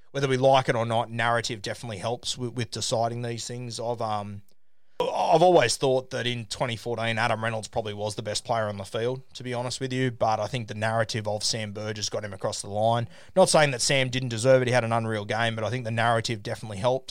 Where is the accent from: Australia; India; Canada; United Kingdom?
Australia; as an Aussie